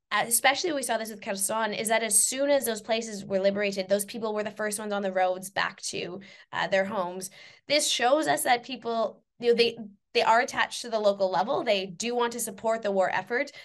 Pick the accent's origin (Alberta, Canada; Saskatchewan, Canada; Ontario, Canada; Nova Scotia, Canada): Saskatchewan, Canada; moved away; also born or lived in England